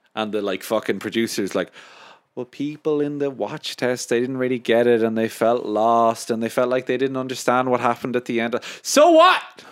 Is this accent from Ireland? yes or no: yes; Ireland; I love being Irish